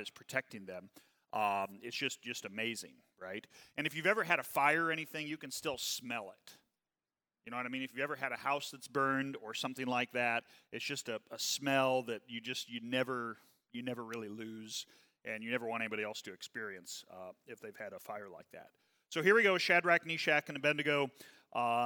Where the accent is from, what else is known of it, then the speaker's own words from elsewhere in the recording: southeast Missouri, United States; also born or lived in Kansas City; so I was born in Kansas City. We moved down to southeast Missouri.